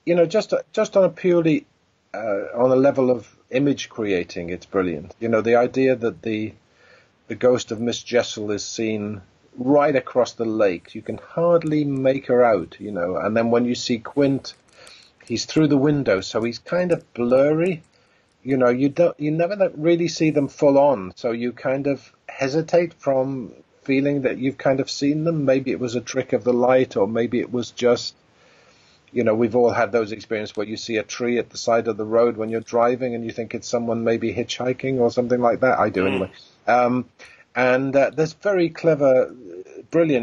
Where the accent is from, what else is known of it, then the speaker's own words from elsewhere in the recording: Pontypridd, Wales, United Kingdom; town where we grew up in Pontypridd in South Wales.